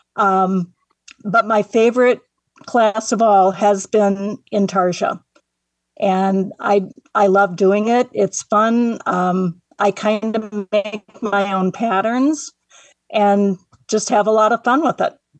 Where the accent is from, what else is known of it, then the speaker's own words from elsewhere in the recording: Michigan City, Indiana, United States; also born or lived in South Bend, Indiana; I was born in Michigan City, which is where I live right now